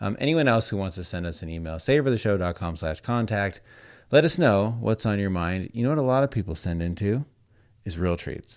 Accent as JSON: {"language": "English", "town": "Las Vegas", "region": "Nevada", "country": "United States", "tie": "born or raised there", "said": "you and I grew up in Las Vegas"}